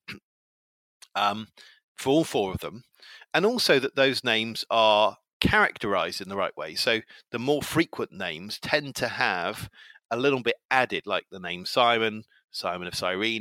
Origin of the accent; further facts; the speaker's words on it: England, United Kingdom; I'm uh, 48 and I'm English